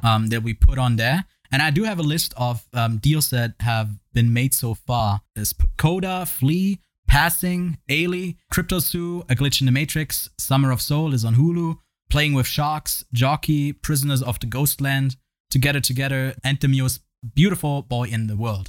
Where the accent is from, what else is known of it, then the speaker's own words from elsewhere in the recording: Switzerland; I'm from Switzerland